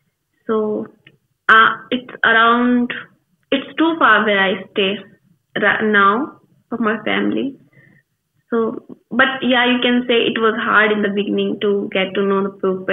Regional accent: India; English is a second language; I'm from India.

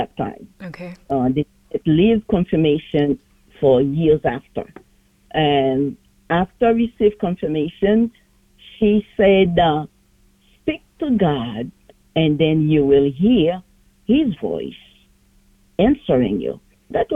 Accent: Port-au-Prince, Ouest, Haiti; now in New York City, United States; I was born in Port-au-Prince, Haiti

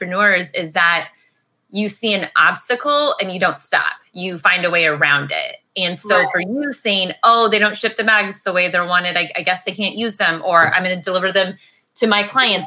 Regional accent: Missouri, United States; Missouri, I'm from the Missouri side

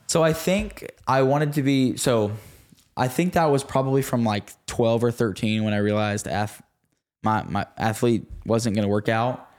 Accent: Red Oak, Texas, United States; also born or lived in Sachse / Rockwall area, Texas; at the age of like six or seven, We moved from Saxony to Red Oak, Texas, or really Rocket, Texas, which again is like forty-five minutes southeast of Dallas.

